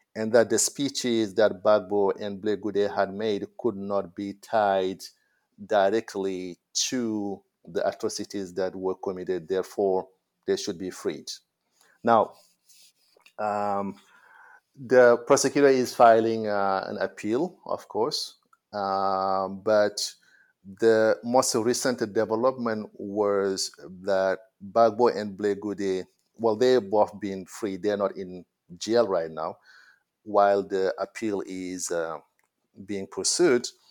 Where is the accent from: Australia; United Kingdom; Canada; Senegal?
Senegal; I went to school in my hometown, Galayak